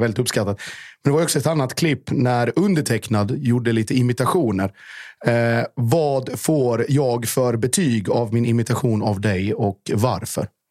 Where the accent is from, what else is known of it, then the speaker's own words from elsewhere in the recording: Gammalstorp/Norje/Mjällby area, Blekinge, Sweden; det här är ju mina hemtrakter